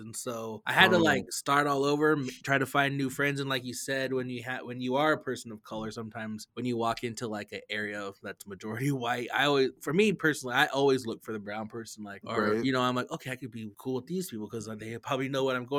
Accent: Lapwai, Idaho, United States; my graduating class from Lapway was, like, super small.

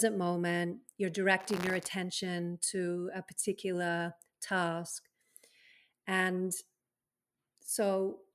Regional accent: Australia; moved away; when I was living in Australia, being an Aussie

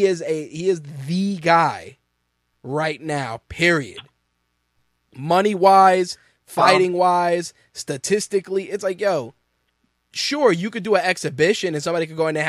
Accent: New York, United States; as a New Yorker

